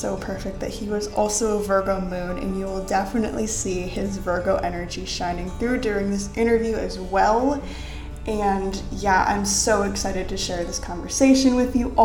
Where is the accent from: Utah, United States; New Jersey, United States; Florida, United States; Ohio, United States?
Ohio, United States; I am also from Ohio.